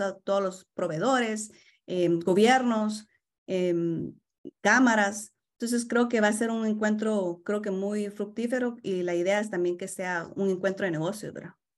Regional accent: Guatemala; now in Toronto, Canada; soy guatemalteca

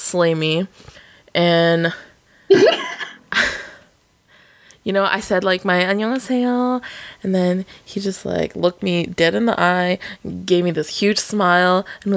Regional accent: Alaska, United States; I came from Alaska, yeah, please. I'm the Alaska girl.

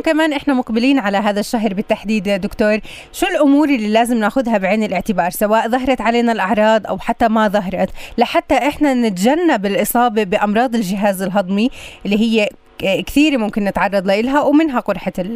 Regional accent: Palestine; عندنا بفلسطين

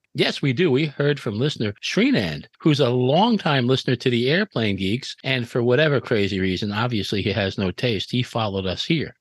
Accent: New York City, New York, United States; I grew up in New York City in the seventies

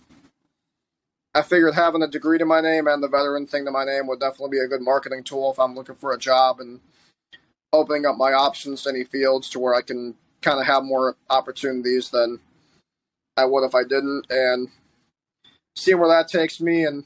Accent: Ohio, United States; moved away as an adult; people ask me, like, hey, where are you from? I'll be like, Ohio

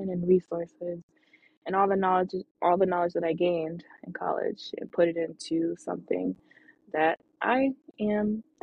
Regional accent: Atlanta, Georgia, United States; also born or lived in Los Angeles; I lived in Atlanta. I was from Atlanta

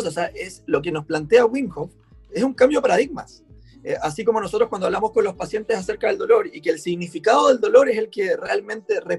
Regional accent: Punta Arenas, Magallanes and Chilean Antarctica, Chile; now in Viña del Mar, Chile; yo soy de Punta Arena y cuando yo llegué a Viña, yo andaba en polera para todos lados

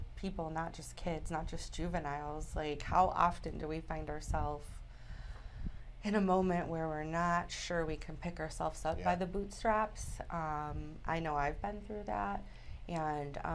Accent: Detroit, Michigan, United States; I'm Italian from Detroit

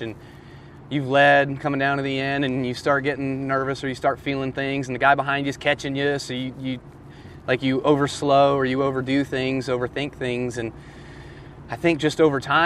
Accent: Las Vegas, Nevada, United States; moved away; my hometown, Vegas

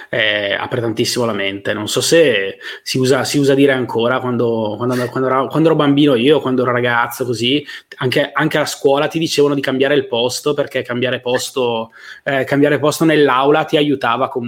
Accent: Barletta, Apulia, Italy; moved away as an adult; also born or lived in Turin

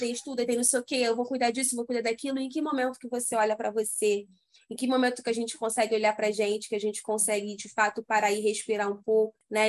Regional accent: Rio de Janeiro, Brazil; eu sou do Rio

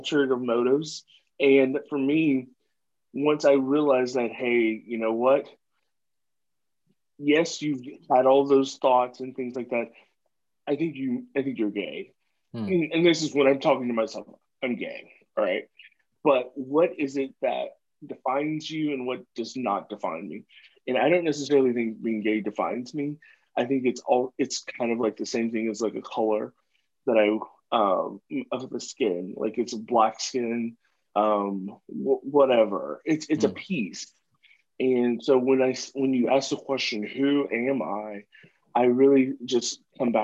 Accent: the South, United States; I grew up in the South

